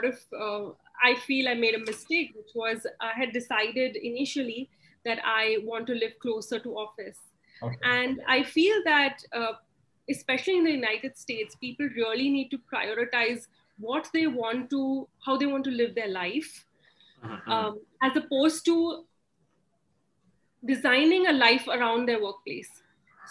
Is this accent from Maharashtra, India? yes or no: yes; Pune, Maharashtra, India; I grew up in Maharashtra. So I could call myself a Maharashtrian at heart. And growing up in Pune was very interesting